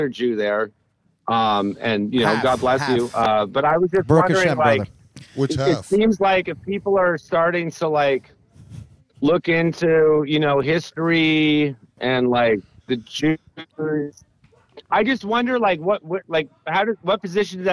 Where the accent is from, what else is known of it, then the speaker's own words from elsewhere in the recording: Bay Area, California, United States; I grew up in the Bay Area.